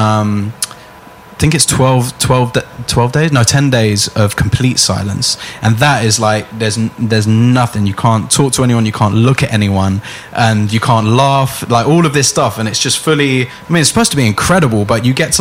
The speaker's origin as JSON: {"language": "English", "region": "London", "country": "United Kingdom", "tie": "born or raised there", "said": "I grew up in Finsbury Park."}